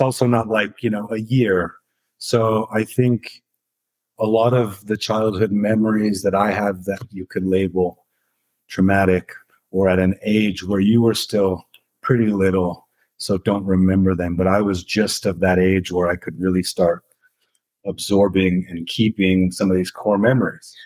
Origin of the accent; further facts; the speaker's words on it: Santa Fe, New Mexico, United States; moved away as an adult; growing up in Santa Fe was interesting